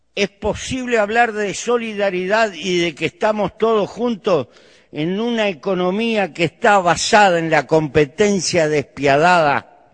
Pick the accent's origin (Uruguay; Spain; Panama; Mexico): Uruguay; Pertenezco a un pequeño país muy bien dotado de recursos naturales para vivir. En mi país hay 3 millones de habitantes, poco más, 3 millones 200